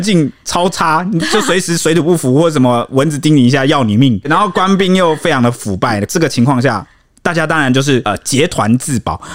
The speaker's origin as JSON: {"language": "Chinese", "country": "Taiwan"}